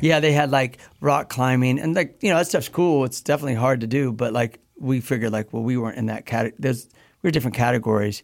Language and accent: English; Midwest, United States; I grew up in the Midwest